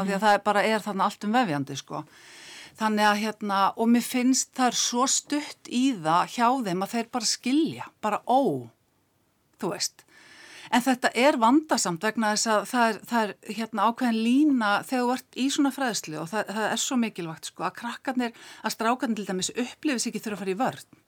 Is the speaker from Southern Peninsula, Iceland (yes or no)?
yes; Keflavík, Southern Peninsula, Iceland; ég holst upp í Keflavík